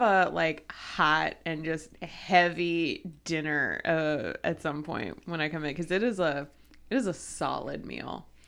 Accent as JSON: {"language": "English", "region": "Ohio", "country": "United States", "tie": "born or raised there", "said": "growing up in Ohio"}